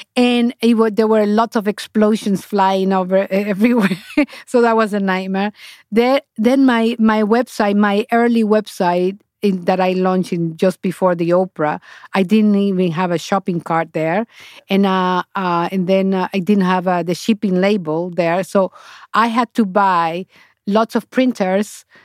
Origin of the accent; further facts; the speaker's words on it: Honduras; English is a second language; moved away as an adult; now in New York, United States; i went back to honduras